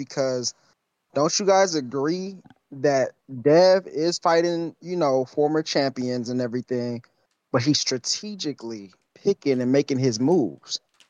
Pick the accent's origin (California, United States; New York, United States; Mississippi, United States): California, United States; I'm from California, by the way. I am West Coast.